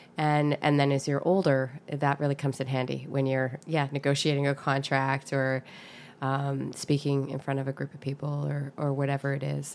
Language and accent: English; North Vancouver, British Columbia, Canada; I grew up in, in North Vancouver in Lynn Valley